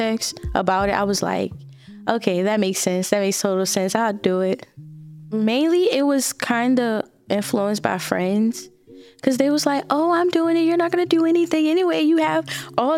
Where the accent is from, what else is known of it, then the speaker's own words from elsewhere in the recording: New Orleans, Louisiana, United States; The neighborhood that I grew up in the East